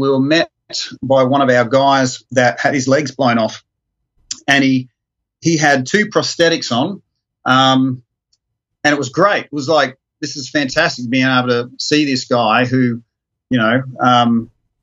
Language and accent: English; Brisbane, Queensland, Australia; I go back to my hometown with my wife